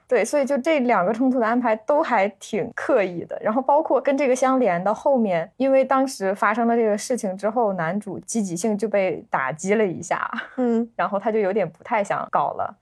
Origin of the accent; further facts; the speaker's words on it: northern China, China; 我是个北方人，就对它里面那个京腔啊，北方的这个文化的氛围感觉还是比较熟悉的